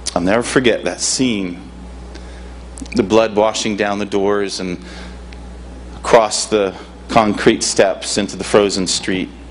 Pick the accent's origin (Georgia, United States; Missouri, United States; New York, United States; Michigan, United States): Michigan, United States; moved away as an adult; now in Seaside, United States; North Coast invited me to come and serve them five years ago, and I come from Michigan.